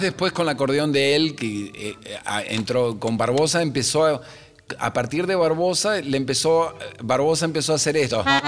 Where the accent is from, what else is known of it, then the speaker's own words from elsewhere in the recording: Argentina; salgo y respiro eh, el aire donde estoy parado en mi país y digo, no hay mejor lugar en el mundo que este